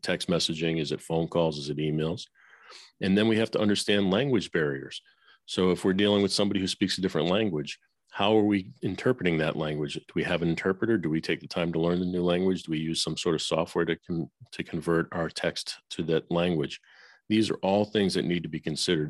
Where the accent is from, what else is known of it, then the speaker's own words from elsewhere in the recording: Boston, Massachusetts, United States; moved away as an adult; also born or lived in Nashville; I grew up in Boston